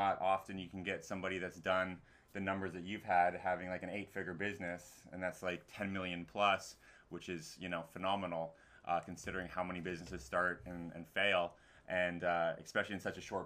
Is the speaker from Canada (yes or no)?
yes; Vancouver, British Columbia, Canada; now in Busan, South Korea; we're from Vancouver